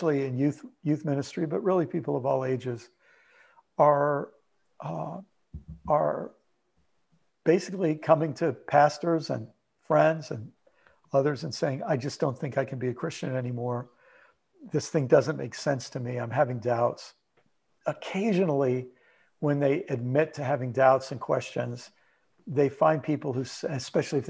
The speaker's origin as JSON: {"language": "English", "region": "Maryland", "country": "United States", "tie": "born or raised there", "also_born_or_lived": "New York / Illinois", "moved": "as an adult", "lives_now": "Southwest Florida, United States", "said": "I was born in New York, lived most of my life for a little while in Illinois, most of my life in Maryland"}